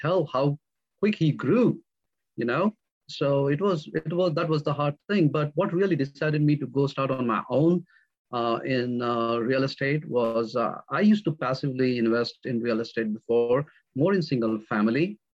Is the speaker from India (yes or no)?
yes; India; moved away as an adult; now in North Carolina, United States; I come from India. I moved from India to the United States in the year 2001. I was born and raised in a middle-class family